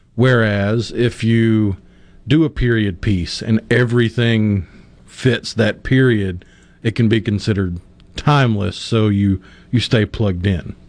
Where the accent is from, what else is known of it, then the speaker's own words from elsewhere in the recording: Tupelo, Mississippi, United States; I remember growing up in Tupelo